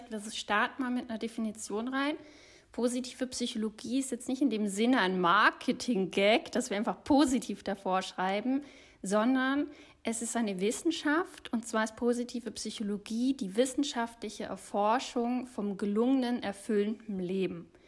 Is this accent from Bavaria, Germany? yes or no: yes; Munich, Bavaria, Germany; born there; Seit zwei Jahren kann ich dank Remote Work wieder in Oberbayern leben. Ich bin gebürtige Münchnerin